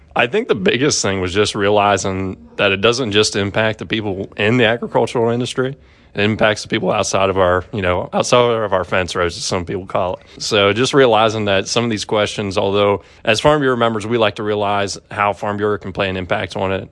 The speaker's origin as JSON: {"language": "English", "region": "Central Pennsylvania", "country": "United States", "said": "I'm from Central Pennsylvania, very rural area"}